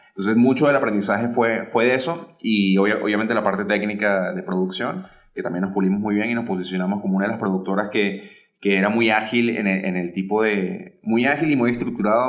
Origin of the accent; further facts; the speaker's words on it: Caracas, Capital District, Venezuela; moved away as an adult; also born or lived in Miami; now in Ciudad Juárez, Mexico; soy originario de Caracas, Venezuela